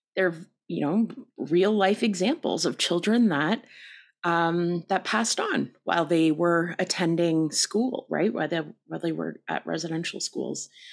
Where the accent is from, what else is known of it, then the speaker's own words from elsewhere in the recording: Canada; we're too Canadian